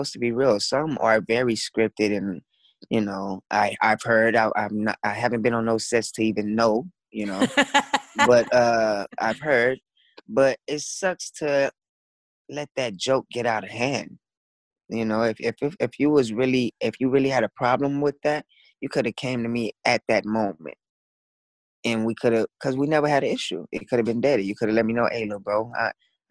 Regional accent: Dallas, Texas, United States; I grew up in Dallas, Texas

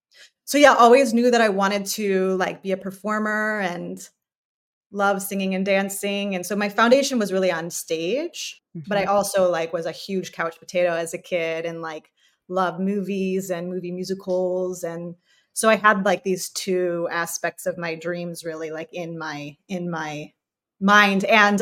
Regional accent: Chicago, Illinois, United States; That was always like in my little heart as a kid growing up in the Chicago area.

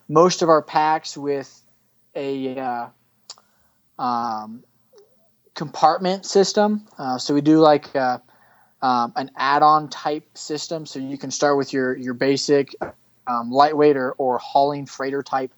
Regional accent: Western Kansas, United States; moved away as an adult; also born or lived in Mississippi; now in Colorado Springs, United States; I grew up in Western Kansas.

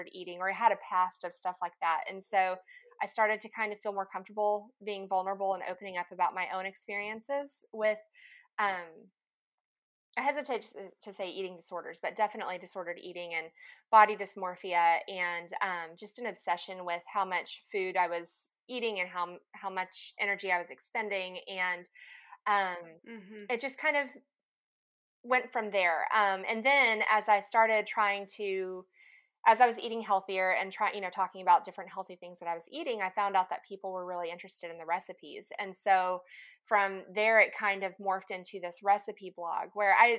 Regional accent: Lubbock, Texas, United States; moved away as an adult; also born or lived in Dallas, Texas / Denver, Colorado; now in Little Rock, United States; I grew up in Lubbock, Texas

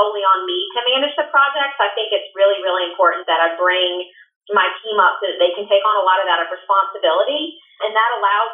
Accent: Winston-Salem, North Carolina, United States; I grew up in Winston-Salem and moved back about 7 years ago after being gone for a while, so it's still home.

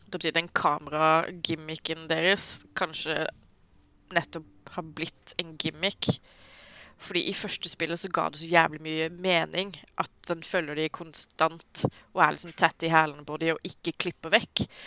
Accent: Sørlandet, Norway; jeg er sørlending

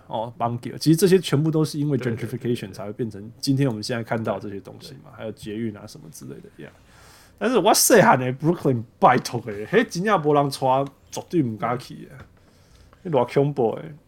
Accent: New York City, New York, United States; 我小时候在纽约就是这样子

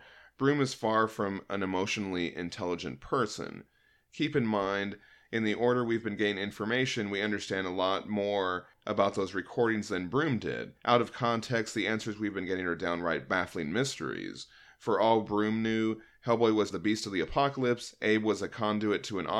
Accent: Guanajuato, Mexico; a small city just 50 kilometers away from my hometown in the state of Guanajuato.

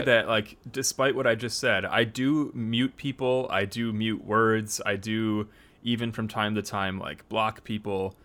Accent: United States; our context here as American Christians

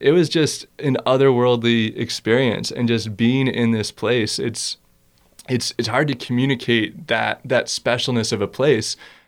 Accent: East Coast, United States; So yeah, going back to, growing up on the East Coast, there's sort of this history of conservation of, you know, Walden Pond being this special place.

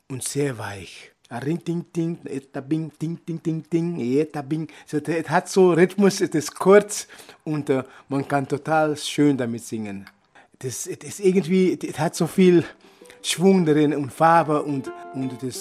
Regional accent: Rancho, Aruba; Ich bin geboren in Rancho in Aruba ist ein Ort, wo viele Fischermänner sind und dort bin ich angefangen mit der Musik.

